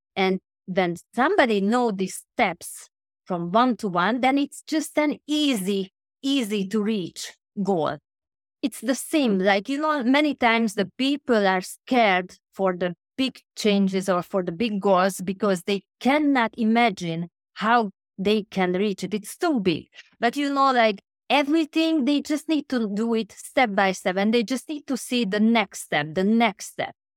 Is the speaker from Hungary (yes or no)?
yes; Budapest, Hungary; now in London, United Kingdom; now at the moment I'm in London, but originally I came from Budapest, which is a small country Hungary